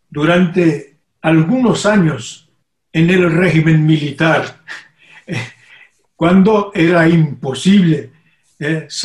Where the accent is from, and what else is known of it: Brazil; also born or lived in Brasília